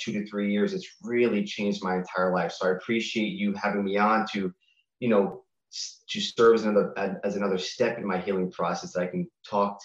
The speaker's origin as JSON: {"language": "English", "area": "Long Island", "region": "New York", "country": "United States", "tie": "born or raised there", "said": "I grew up in New York. I was in 10th grade during 9/11, and in Long Island"}